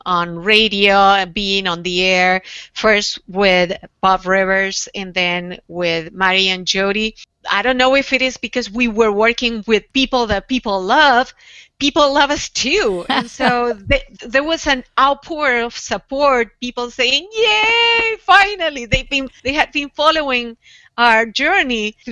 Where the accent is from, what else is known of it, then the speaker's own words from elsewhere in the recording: Argentina; moved away as an adult; growing up in Argentina, we both grew up during the dictatorship.